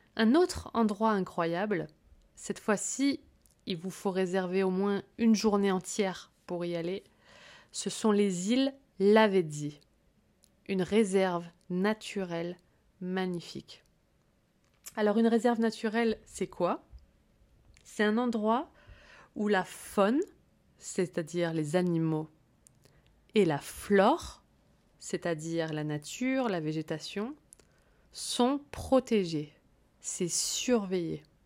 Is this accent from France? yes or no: yes; Corsica, France; j'ai grandi en Corse